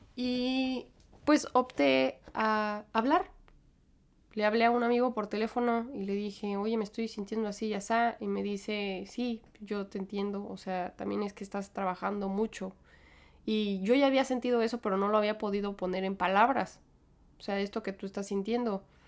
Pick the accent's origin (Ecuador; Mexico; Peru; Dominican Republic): Mexico; moved away as an adult; now in New York, United States; yo crecí en México